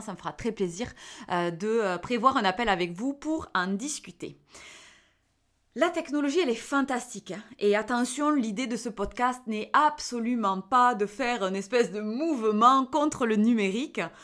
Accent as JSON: {"language": "French", "area": "the South", "region": "southern France", "country": "France", "accent": "accent du Sud", "said": "avec mon petit accent du Sud"}